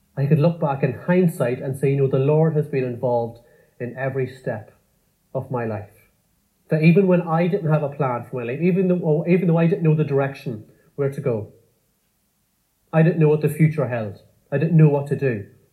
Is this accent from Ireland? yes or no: yes; Cavan, Ulster, Ireland; growing up in Cavan in the countryside on a farm